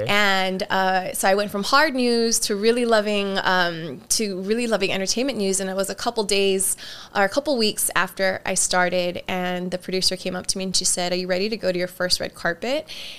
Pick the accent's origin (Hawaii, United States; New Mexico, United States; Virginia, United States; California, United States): Hawaii, United States; Honolulu; also born or lived in San Francisco / Los Angeles; I grew up in Kalihi Valley to a very big, large Hawaiian Filipino family.